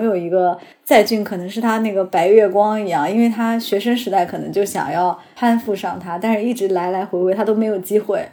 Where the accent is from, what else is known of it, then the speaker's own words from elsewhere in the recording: China; 我们 中国人